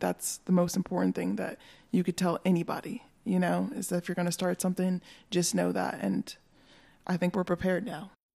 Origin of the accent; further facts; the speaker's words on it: North Carolina, United States; also born or lived in Hendersonville, North Carolina / Bryson City, North Carolina; now in Asheville, United States; I was born in North Carolina